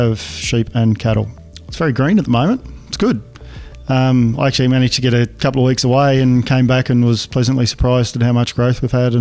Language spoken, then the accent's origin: English; Northern Tasmania, Australia; born or raised there; also born or lived in Bruny Island, Tasmania